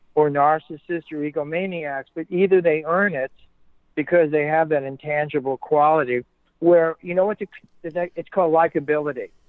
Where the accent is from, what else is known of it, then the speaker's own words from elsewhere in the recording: New York City, New York, United States; moved away as an adult; also born or lived in California / England / Boston; I grew up in Brooklyn